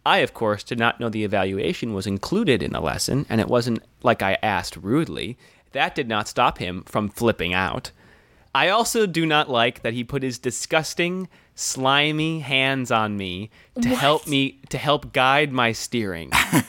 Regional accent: Des Moines, Iowa, United States; born there; I was born here in Des Moines, Iowa, and no, it was just a natural birth.

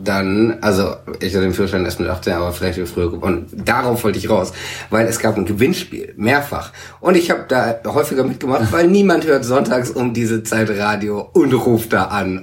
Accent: Swabia, Baden-Württemberg, Germany; der gebürtige Schwab

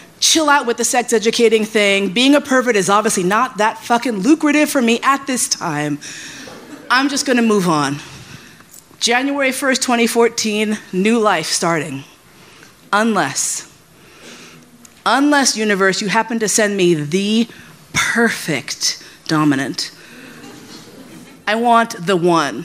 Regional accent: New York, United States; also born or lived in San Francisco; I grew up in New York

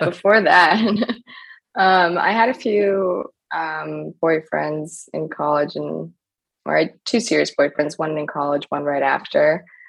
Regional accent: New York City, New York, United States; I grew up in New York City and I went to private school

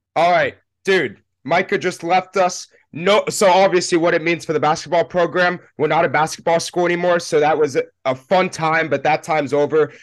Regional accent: Randolph, New Jersey, United States; moved away as an adult; also born or lived in Penn State, Pennsylvania; I'm originally from Randolph, New Jersey

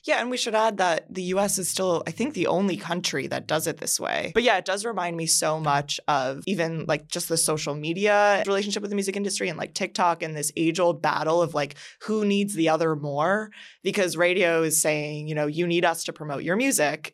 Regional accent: Miami, Florida, United States; growing up in Miami

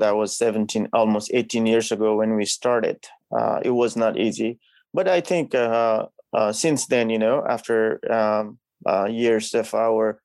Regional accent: Nepal; now in Ipswich, United States; growing up in a country like Nepal. You know, that's where I'm from

